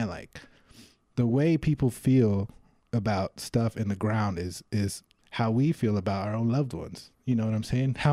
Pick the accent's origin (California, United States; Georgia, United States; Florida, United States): California, United States; Los Angeles; I'm from Los Angeles, California, originally. I moved back and forth between Alhambra and El Sereno